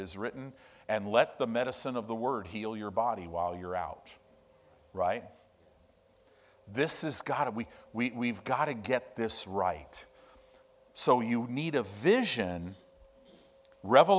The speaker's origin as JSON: {"language": "English", "town": "Chicago", "region": "Illinois", "country": "United States", "tie": "born or raised there", "also_born_or_lived": "Southern California", "moved": "yes", "lives_now": "Omaha, United States", "said": "I grew up in Chicago. I grew up in Illinois"}